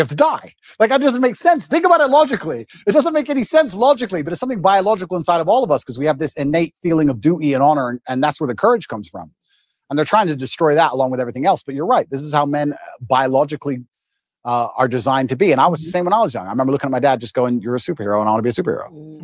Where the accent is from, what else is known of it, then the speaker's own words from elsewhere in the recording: Luton, East of England, United Kingdom; moved away as an adult; now in Romania; we got moved to England and I grew up in Luton, which is the worst town in England, in an area called Marsh Farm